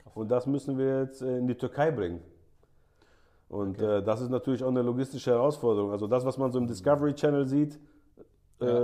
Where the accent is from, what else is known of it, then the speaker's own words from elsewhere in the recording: Germany; also born or lived in Saudi Arabia; als Deutscher